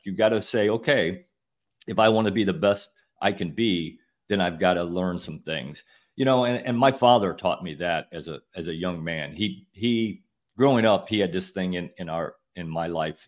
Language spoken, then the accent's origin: English; Northern Illinois, United States; moved away as an adult; now in Florida, United States; I grew up in Northern Illinois working on farms all summer